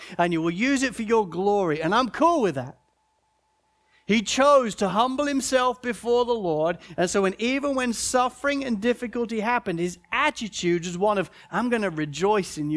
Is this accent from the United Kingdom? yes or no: yes; United Kingdom; as a British person